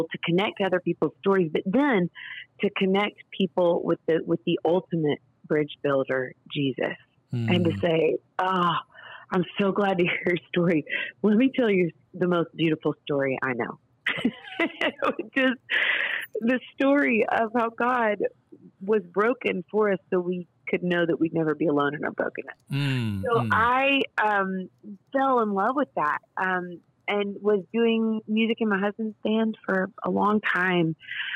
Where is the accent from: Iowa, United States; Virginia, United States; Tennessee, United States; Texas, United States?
Tennessee, United States; Nashville; I grew up here in Nashville, Tennessee, daughter of a producer